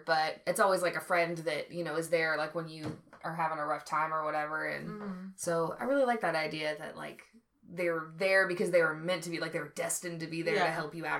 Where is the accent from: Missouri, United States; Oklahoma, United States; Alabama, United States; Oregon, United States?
Oklahoma, United States; Tulsa; also born or lived in Georgia; so I was born in Georgia and on an army base. Mm-hmm. And I moved around a lot up until I was, like, 4. And then we moved to Oklahoma, and then we moved to Tulsa a few years after that.